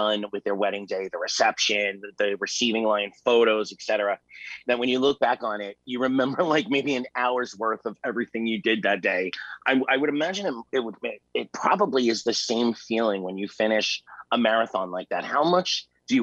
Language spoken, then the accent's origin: English; New York City, New York, United States; I am originally from Staten Island, New York.